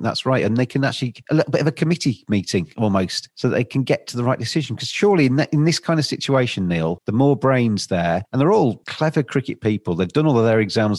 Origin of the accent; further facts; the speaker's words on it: England, United Kingdom; I'm obviously English